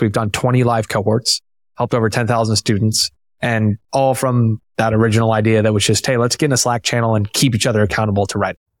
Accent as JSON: {"language": "English", "town": "Tampa", "region": "Florida", "country": "United States", "tie": "born or raised there", "said": "I'm from Tampa, born and raised"}